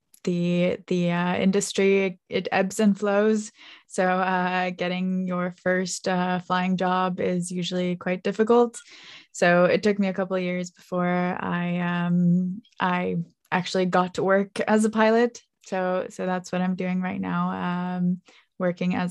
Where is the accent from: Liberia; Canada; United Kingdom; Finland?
Finland; moved away as an adult; also born or lived in United States; I moved from Finland to the US to study to become a pilot